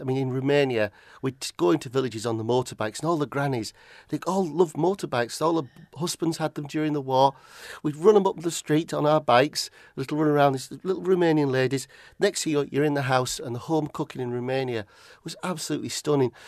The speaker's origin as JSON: {"language": "English", "town": "Barrow-in-Furness", "region": "North West England", "country": "United Kingdom", "tie": "born or raised there", "also_born_or_lived": "Aberdeen, Scotland", "moved": "as an adult", "lives_now": "Roa Island, United Kingdom", "said": "I was born and brought up in Barrow."}